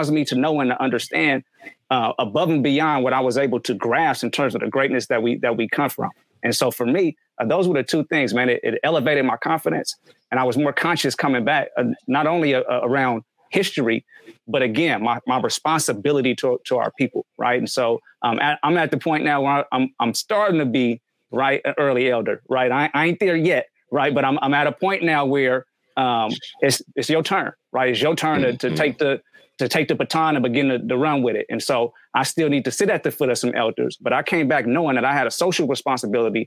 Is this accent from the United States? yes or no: yes; United States; being American